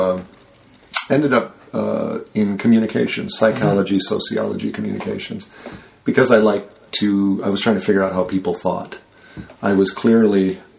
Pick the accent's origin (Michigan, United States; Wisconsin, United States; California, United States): Michigan, United States; Royal Oak; moved away; also born or lived in Chicago; I grew up in Royal Oak, Michigan, which is the Burbank of Detroit.